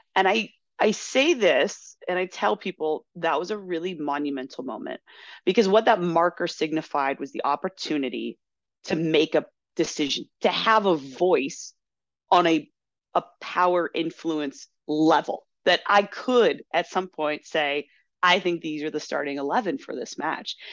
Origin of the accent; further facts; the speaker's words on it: Chicago, Illinois, United States; also born or lived in Kentucky; I was born in Kentucky, quickly moved up to the Chicagoland area, so my southern roots are really um, not that deep right now